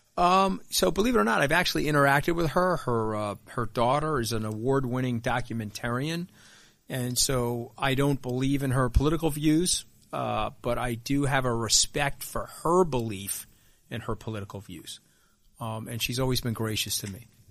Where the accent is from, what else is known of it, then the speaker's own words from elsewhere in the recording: Long Island, New York, United States; we grew up very similarly on Long Island.